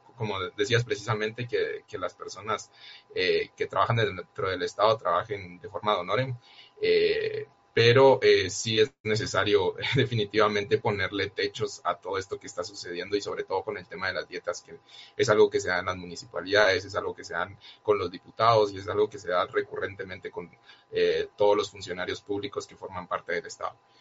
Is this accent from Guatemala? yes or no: yes; Guatemala; como guatemaltecos y guatemaltecas